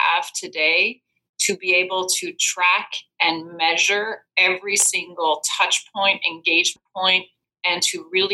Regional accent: Belgium; moved away as an adult; now in United States; I'm originally from Belgium.

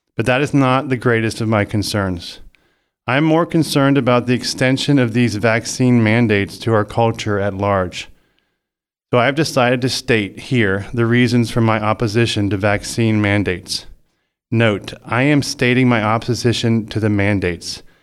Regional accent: United States; I am an American citizen

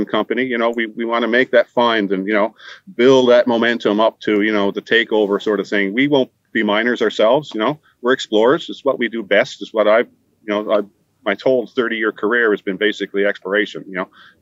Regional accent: Newfoundland and Labrador, Canada; moved away as an adult; I'm sitting in my hometown

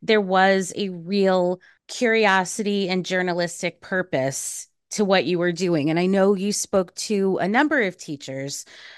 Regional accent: New York City, New York, United States; Fresh Meadows. My mom is from Far Rockaway. My dad is from Long Island.

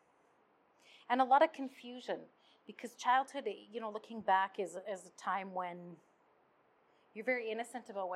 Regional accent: Red Deer, Alberta, Canada; I was born in Red Deer.

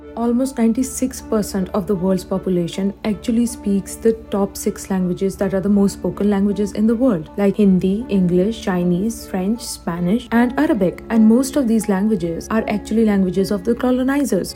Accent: Pakistan; moved away as an adult; now in Canada; I'm currently an international student at Durham College. I'm originally from Pakistan

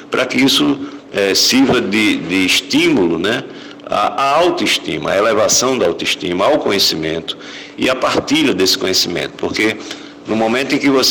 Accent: Paraíba, Brazil; enquanto paraibano

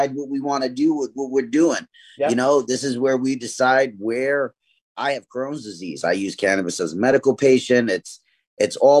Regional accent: New York City, New York, United States; I grew up in East New York, Brooklyn

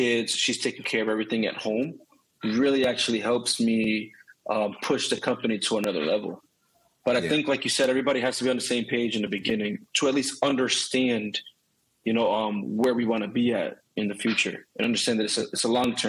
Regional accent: Boston, Massachusetts, United States; now in Florida, United States; We're from North Boston and there wasn't a lot of opportunity. So when we moved down to Florida, my father had to try to, you know, take care of the bills.

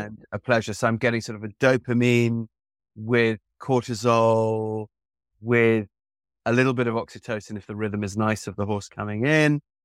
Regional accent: England, United Kingdom; growing up in the type of school that I grew up with in Eng-, in England

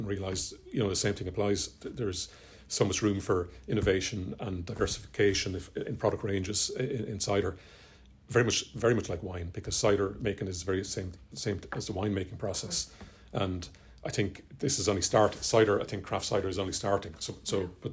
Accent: Bagenalstown, County Carlow, Ireland; I'm from Bagnestown originally.

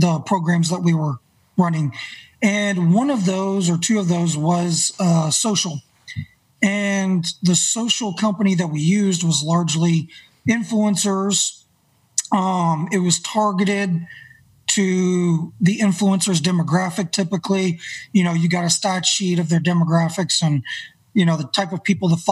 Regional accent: Northwest Arkansas, United States; also born or lived in Bentonville, Arkansas; I grew up here in Northwest Arkansas

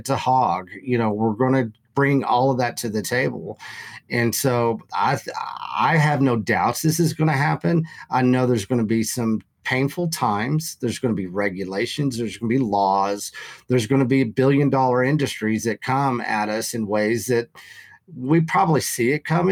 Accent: Canyon, Texas, United States; it is going to be headquartered out of my hometown

